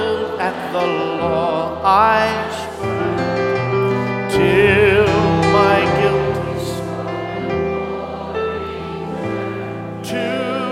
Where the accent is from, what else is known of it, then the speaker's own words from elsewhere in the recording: Midwest, United States; I was raised mostly in the Midwest